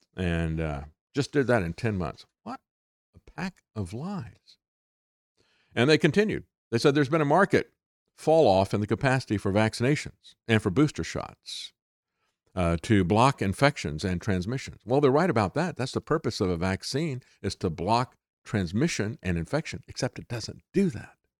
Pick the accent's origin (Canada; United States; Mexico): United States; Florida; I grew up in Florida